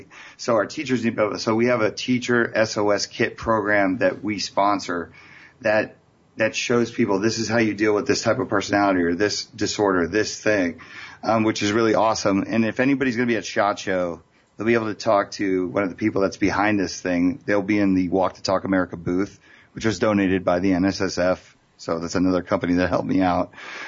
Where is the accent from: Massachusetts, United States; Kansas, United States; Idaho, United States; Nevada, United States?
Nevada, United States; Las Vegas; I'm from Las Vegas.